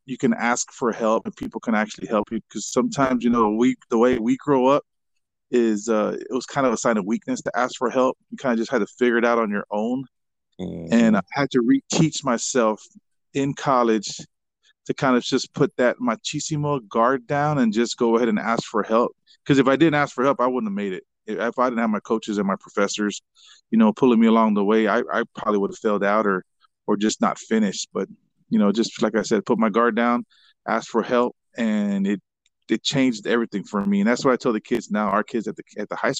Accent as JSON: {"language": "English", "town": "San Antonio", "region": "Texas", "country": "United States", "tie": "born or raised there", "also_born_or_lived": "Kansas", "moved": "as an adult", "said": "growing up in San Antonio back then, it seemed, I mean, I kind of still think it feels like a small town atmosphere here."}